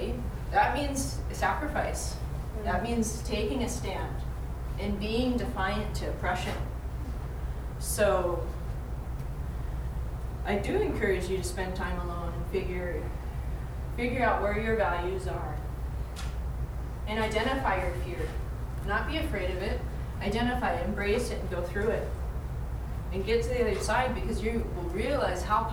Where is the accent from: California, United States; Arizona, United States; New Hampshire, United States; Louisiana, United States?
Arizona, United States; I'm from Arizona